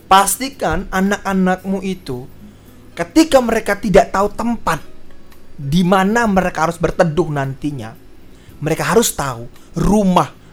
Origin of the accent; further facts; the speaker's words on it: Medan, North Sumatra, Indonesia; Saya orang Medan ya.